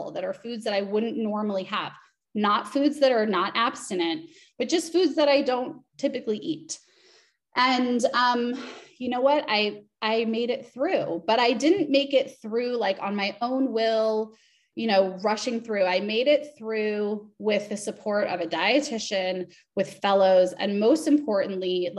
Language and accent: English; Los Angeles, California, United States; I'm from Los Angeles